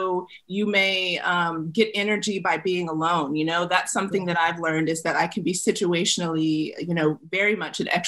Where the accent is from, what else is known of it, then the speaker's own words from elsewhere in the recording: the South, United States; I grew up in the South.